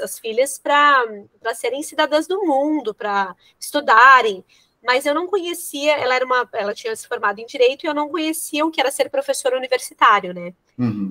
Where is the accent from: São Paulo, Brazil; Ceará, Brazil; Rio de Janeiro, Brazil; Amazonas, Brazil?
São Paulo, Brazil; moved away as an adult; now in Rio Grande do Sul, Brazil; eu sou de São Paulo, né? Eu moro aqui no Rio Grande do Sul desde 2012.